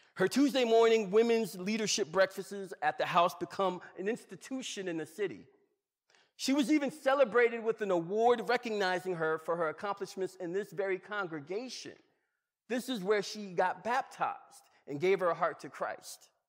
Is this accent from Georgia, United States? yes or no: yes; Georgia, United States; I'm from Georgia.